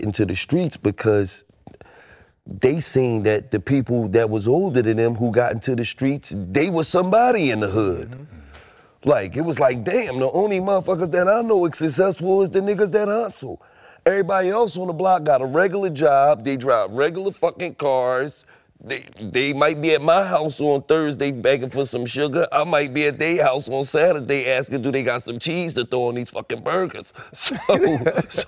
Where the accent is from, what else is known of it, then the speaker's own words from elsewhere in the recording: Philadelphia, Pennsylvania, United States; growing up in Philadelphia